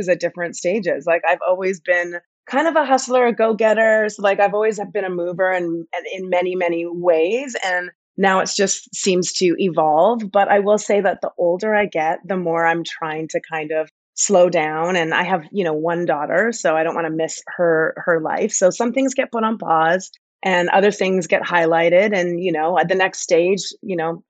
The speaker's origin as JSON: {"language": "English", "town": "Edmonton", "region": "Alberta", "country": "Canada", "also_born_or_lived": "Vancouver", "moved": "as an adult", "said": "I'm originally from Edmonton, Alberta, Canada"}